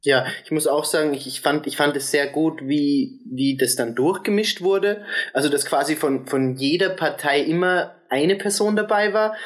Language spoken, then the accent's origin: German; Austria; dass wir aus Österreich kommen